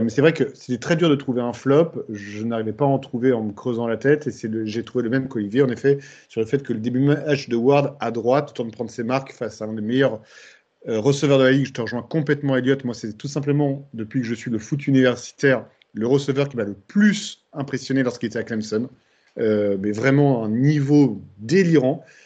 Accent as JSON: {"language": "French", "town": "Bordeaux", "region": "Nouvelle-Aquitaine", "country": "France", "said": "comme on dit chez moi à Bordeaux"}